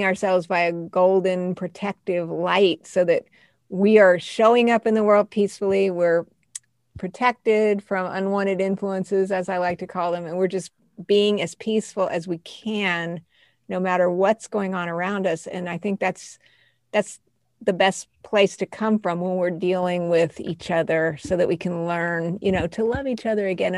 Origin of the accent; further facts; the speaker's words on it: Colorado Springs, Colorado, United States; also born or lived in Albuquerque, New Mexico; When I was a kid, I was born in Albuquerque, but we ended up in Colorado Springs